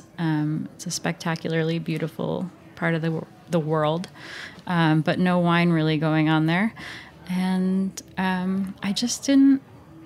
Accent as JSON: {"language": "English", "region": "rural New Jersey", "country": "United States", "tie": "born or raised there", "also_born_or_lived": "New York", "moved": "yes", "said": "I grew up in rural New Jersey, so that meant at the start working in pizzerias and places in my hometown"}